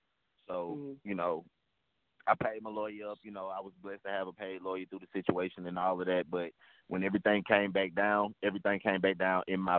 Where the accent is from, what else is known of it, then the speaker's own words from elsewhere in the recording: Birmingham, Alabama, United States; Hey, man, I'm from Birmingham, Alabama